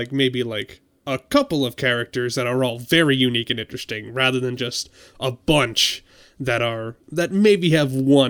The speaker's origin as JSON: {"language": "English", "region": "Massachusetts", "country": "United States", "said": "But it's in Colonial Boston. I'm from Massachusetts. That's cool to me."}